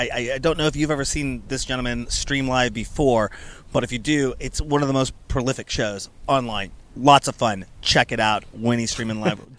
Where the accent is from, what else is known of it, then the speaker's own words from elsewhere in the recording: Seattle, Washington, United States; I'm from Seattle.